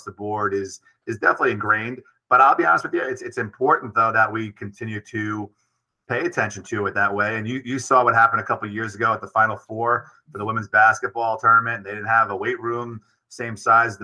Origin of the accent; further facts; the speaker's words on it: New York City, New York, United States; also born or lived in Brooklyn / Long Island; I'm born in Brooklyn, raised in Queens, and live in Long Island and work in the Bronx